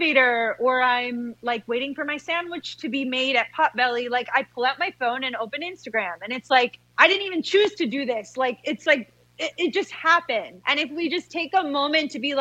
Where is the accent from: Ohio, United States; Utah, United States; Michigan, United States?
Michigan, United States; growing up in Michigan in the 90s